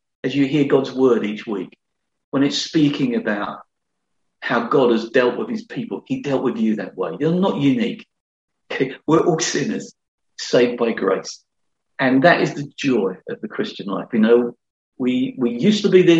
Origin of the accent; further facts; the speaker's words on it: London, United Kingdom; I was brought up in the Elephant Castle in London, not going to church at all.